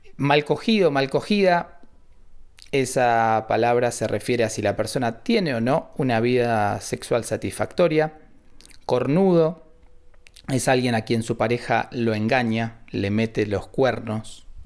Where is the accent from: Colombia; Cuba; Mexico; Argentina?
Argentina; cómo hablamos y cómo usamos el español en esta región de Argentina